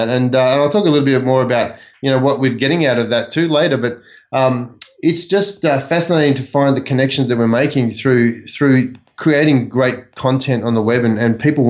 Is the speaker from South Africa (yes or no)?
no; Australia; now in United States; I grew up in Australia, obviously, and I cut my teeth in hotels and pubs. And in Australia, a pub is a pretty big cultural sort of thing.